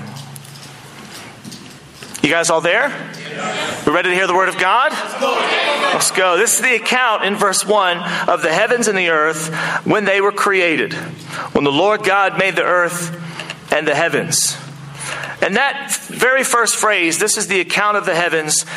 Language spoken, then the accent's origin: English; United States; now in Auckland, New Zealand; as an American